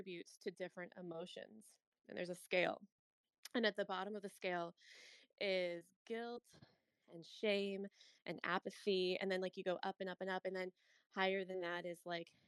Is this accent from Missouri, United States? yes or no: yes; St. Louis, Missouri, United States; I'm a Midwest girl, I'm from St. Louis